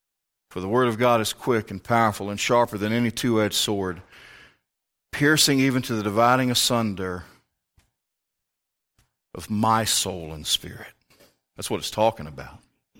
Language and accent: English; Virginia, United States; born there; It's a different type of Southern than I grew up in. Down there, they're still fighting. About what? Everything. I, being born in Northern Virginia, am a much more